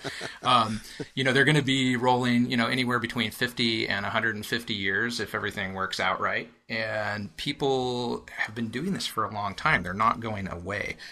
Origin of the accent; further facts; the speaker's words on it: Willamette Valley, Oregon, United States; also born or lived in Eugene, Oregon; now in Portland, United States; I grew up in the Willamette Valley, and we have family here in Portland, so I was up here a lot as a kid